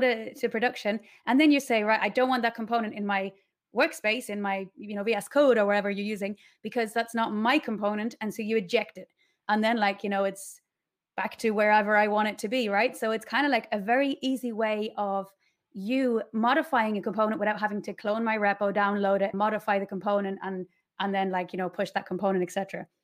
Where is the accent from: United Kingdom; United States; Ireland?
Ireland; Ashford, Leinster; moved away as an adult; now in Mallorca, Spain; So I'm from Ireland, from, um, Ashford, County Wicklow.